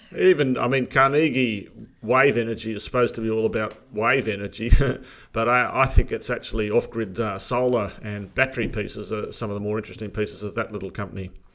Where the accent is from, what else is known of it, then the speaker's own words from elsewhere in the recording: Armidale, New South Wales, Australia; moved away; My old home area, uh, New England. I grew up in Armidale